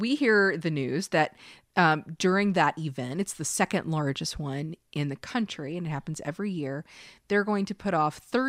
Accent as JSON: {"language": "English", "region": "Kentucky", "country": "United States", "said": "I am from Kentucky, and I've been told lots and lots and lots of times I don't sound like I'm from Kentucky, and it was intentional."}